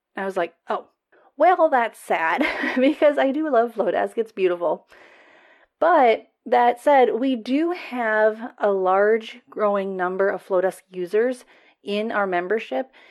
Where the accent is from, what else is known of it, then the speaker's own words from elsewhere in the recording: United States; accent: American; I am American